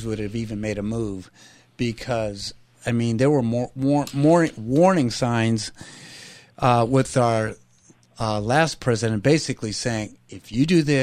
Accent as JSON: {"language": "English", "town": "Los Angeles", "region": "California", "country": "United States", "tie": "born or raised there", "said": "I was born and raised in Los Angeles"}